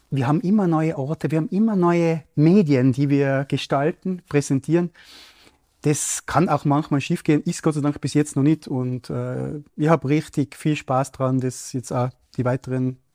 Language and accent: German; Matrei, Tyrol, Austria; Ich habe ein zweites Projekt im Wipptal, ich komme ja aus dem Raum Matrei äh, am Start